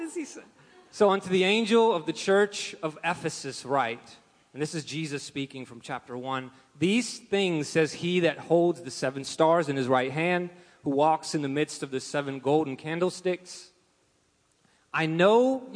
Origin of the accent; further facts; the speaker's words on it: Russia; moved away; I'm from Russia